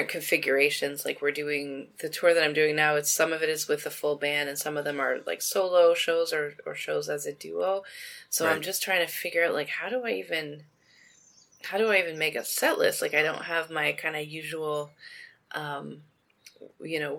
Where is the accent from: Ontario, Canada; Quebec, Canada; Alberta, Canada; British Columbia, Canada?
Ontario, Canada; Toronto; I'm from Toronto